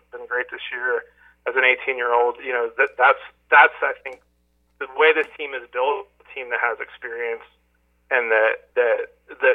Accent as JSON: {"language": "English", "region": "New Jersey", "country": "United States", "tie": "born or raised there", "said": "I grew up in South Jersey"}